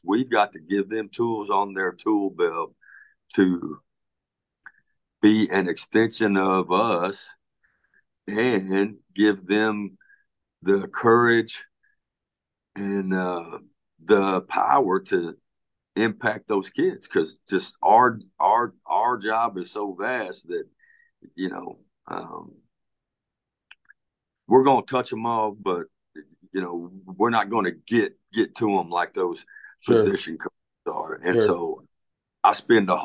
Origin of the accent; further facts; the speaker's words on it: Pasadena, Texas, United States; I grew up in Pasadena, Texas